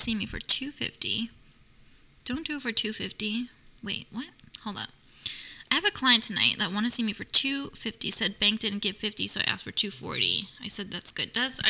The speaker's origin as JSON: {"language": "English", "region": "New York", "country": "United States", "lives_now": "Los Angeles, United States", "said": "But I'm from New York and I understand the men there."}